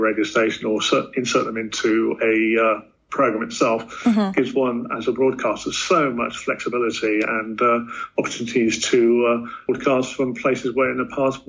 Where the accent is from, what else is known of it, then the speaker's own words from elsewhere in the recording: United Kingdom; back in my home country in the UK, a lot of local independent organizations have been amalgamated into broad-based networks.